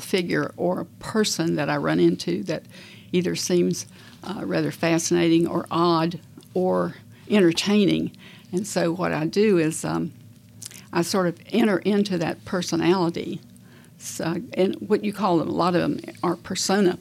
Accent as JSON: {"language": "English", "town": "Beckley", "region": "West Virginia", "country": "United States", "tie": "born or raised there", "said": "I grew up in West Virginia. That's where I was born, in Beckley, West Virginia."}